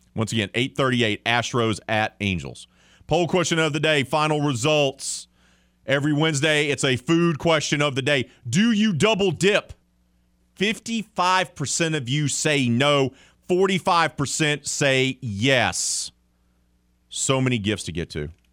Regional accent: Mobile, Alabama, United States; I grew up in Mobile, Alabama

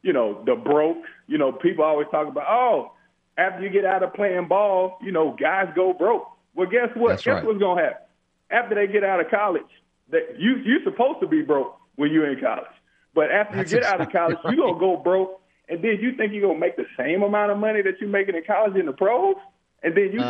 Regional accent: Louisiana, United States; I'm from Louisiana

